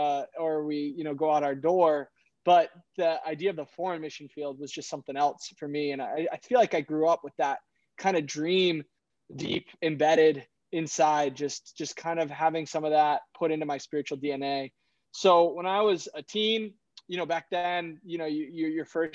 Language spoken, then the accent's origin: English; Boston, Massachusetts, United States; moved away as an adult; now in Milan, Italy; I grew up in Boston